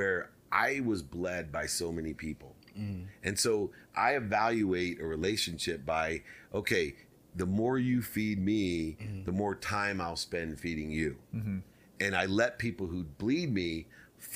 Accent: Akron, Ohio, United States; moved away; the projects where I was born in Akron, Ohio

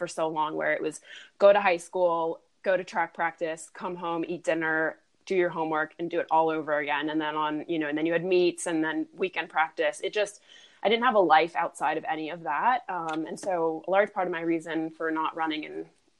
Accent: York, Pennsylvania, United States; moved away as an adult; also born or lived in Europe; I'm actually from Europe originally, but we grew up in a town called York, Pennsylvania.

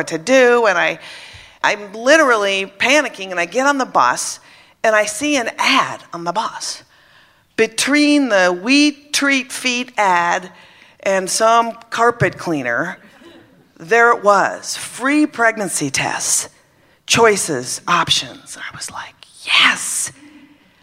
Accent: Minnesota, United States; I was brought up in Minnesota, Catholic

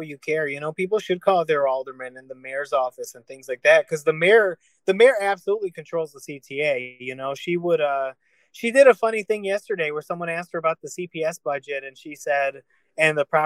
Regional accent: Chicago, Illinois, United States; I grew up in Little Village taking the Pink Line.

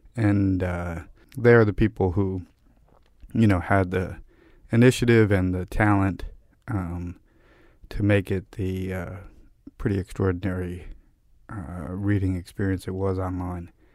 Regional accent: New York City, New York, United States; I grew up in Park Slope in Brooklyn

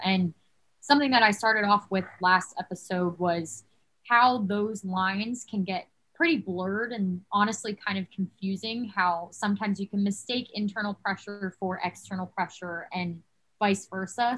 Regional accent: New Jersey, United States; moved away as an adult; also born or lived in Davidson, North Carolina; I'm originally from New Jersey. I've lived in New Jersey my whole life.

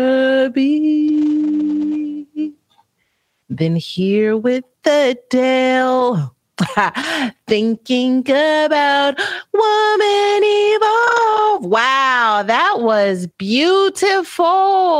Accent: Texas, United States; I'm from Texas

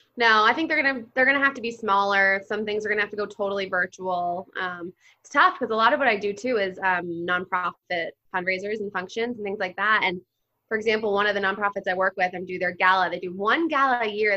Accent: New Jersey, United States; I grew up in Jersey.

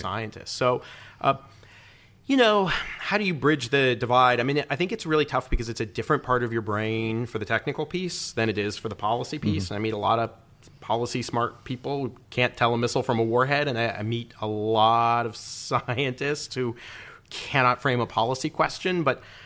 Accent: Peoria, Illinois, United States; moved away as an adult; also born or lived in Washington; I grew up near Peoria, Illinois

